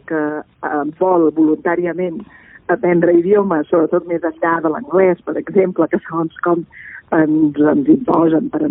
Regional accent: Catalonia, Spain; first language Catalan; doncs jo puc conèixer la meva llengua materna, que és

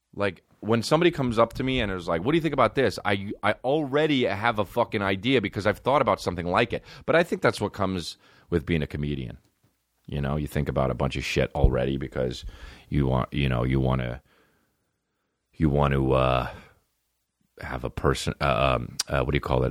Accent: Los Angeles, California, United States; I'm from L A.

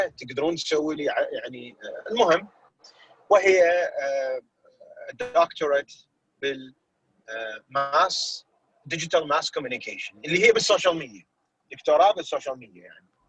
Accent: Iraq; now in United States; إحنا يعني عراقيين

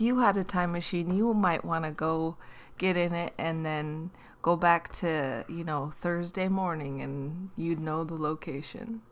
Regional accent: Washington, United States; growing up in Washington, being the only you know basically in every class

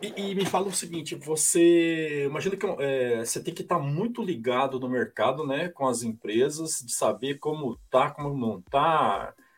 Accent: Maringá, Paraná, Brazil; now in São Paulo, Brazil; eu sou paranaense, eu sou de Maringá

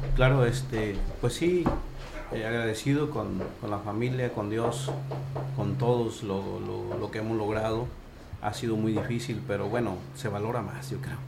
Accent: Ciudad Valles, San Luis Potosí, Mexico; somos de Ciudad Valles, de, de México.

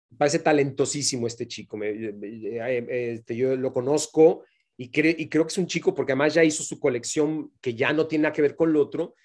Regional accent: Mexico; moved away as an adult; carrera como la que yo hice en México no, la, volví a hacer una vez que me fui de mi país

